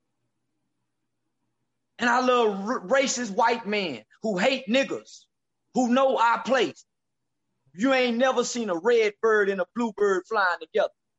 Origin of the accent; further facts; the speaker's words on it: the South, United States; I'm from the South.